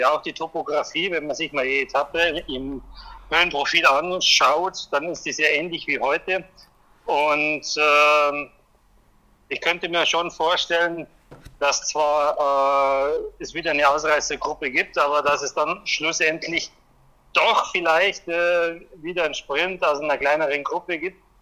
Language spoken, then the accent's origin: German; Germany; ich freue mich natürlich aus deutscher Sicht. Ich bin auch Deutscher